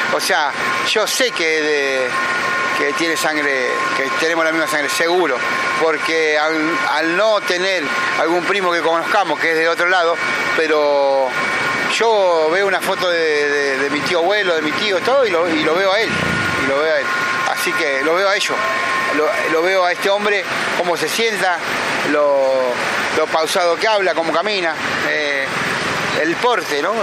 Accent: Pergamino, Buenos Aires Province, Argentina; moved away as an adult; also born or lived in San Luis / Almagro, Buenos Aires; now in Buenos Aires, Argentina; nacido y criado en Pergamino, provincia de Buenos Aires

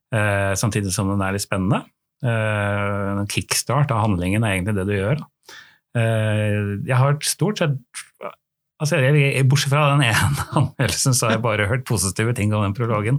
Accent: Oslo, Norway; jeg er fra Oslo

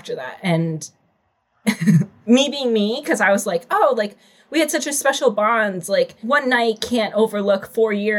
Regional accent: Chicago, Illinois, United States; I'm from Chicago, 25

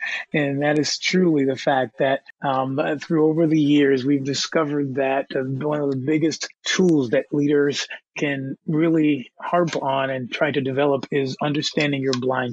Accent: United States; I am an American

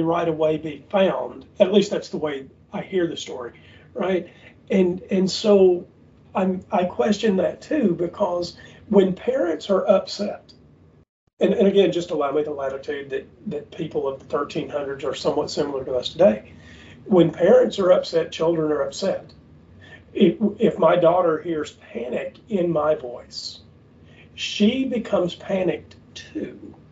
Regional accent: the South, United States; we grew up in the South where people really do hunting

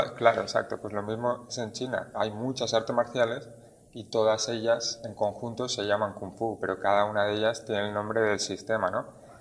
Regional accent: Barcelona, Catalonia, Spain; moved away as an adult; now in Tenerife, Spain; Barcelona, que es donde yo nací y crecí.

